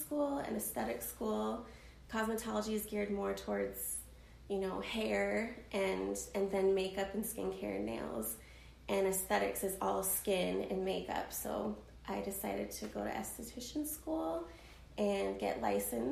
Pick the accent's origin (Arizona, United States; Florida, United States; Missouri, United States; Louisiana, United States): Arizona, United States; I'm from Arizona originally, born and raised